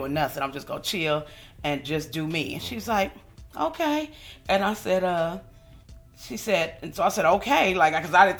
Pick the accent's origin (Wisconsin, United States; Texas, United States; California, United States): California, United States; Los Angeles; I am from Los Angeles, California.